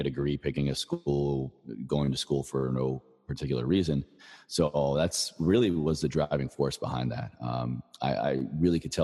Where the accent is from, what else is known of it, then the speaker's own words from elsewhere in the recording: Virginia, United States; moved away as an adult; I moved back to Virginia when I got out of the Army. You know, my home state, I went to college there